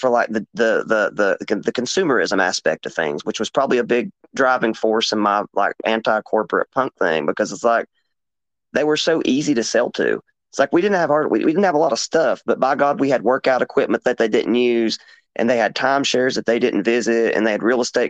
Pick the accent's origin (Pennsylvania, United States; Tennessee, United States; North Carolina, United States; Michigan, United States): Tennessee, United States; Appalachian region of; here in Appalachia